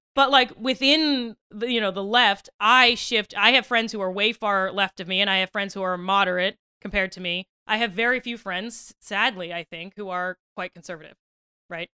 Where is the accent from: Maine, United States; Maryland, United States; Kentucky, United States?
Maryland, United States; Western; I'm from Western Maryland, which is of, like, eh, I'm from a very conservative county in a blue state